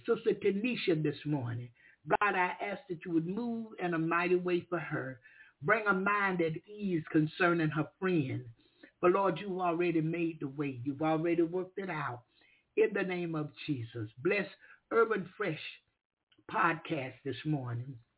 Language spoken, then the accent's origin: English; Florida, United States; I'm a preacher from Florida